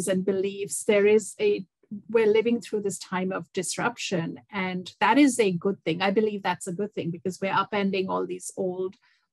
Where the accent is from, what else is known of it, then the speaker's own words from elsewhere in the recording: India; moved away as an adult; also born or lived in Dubai, United Arab Emirates; now in Toronto, Canada; I grew up in India, and I traveled around India with my dad and my family.